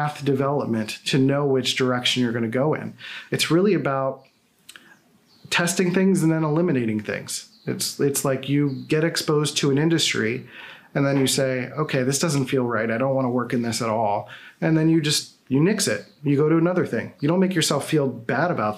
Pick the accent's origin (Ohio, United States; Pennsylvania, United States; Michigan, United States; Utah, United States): Pennsylvania, United States; Philadelphia; I'm from Philadelphia, so I have weird pronunciations